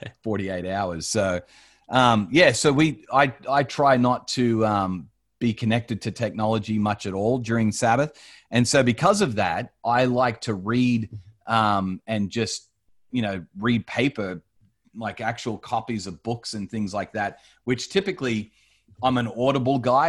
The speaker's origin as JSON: {"language": "English", "country": "Australia", "tie": "born or raised there", "also_born_or_lived": "United States / Colorado, United States", "moved": "as an adult", "said": "I grew up in Australia, um, but my parents are from the States."}